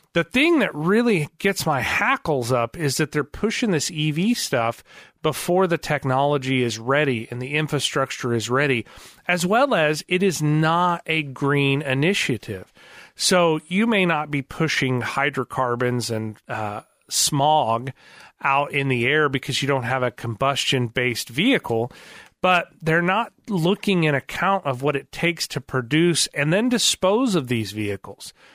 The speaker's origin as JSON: {"language": "English", "area": "outside of the Chicagoland area", "region": "Illinois", "country": "United States", "tie": "born or raised there", "moved": "yes", "lives_now": "Springfield, United States", "said": "We grew up outside of the Chicagoland area for a good part of my childhood."}